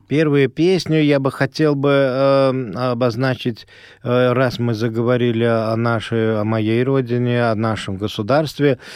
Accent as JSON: {"language": "Russian", "town": "Ashgabat", "country": "Turkmenistan", "tie": "born or raised there", "first_language": "Azerbaijani", "second_language": "Russian", "moved": "yes", "said": "Родился я в самой жаркой стране тогда нашего большого государства СССР, э, республики Туркмения, в городе Ашхабаде"}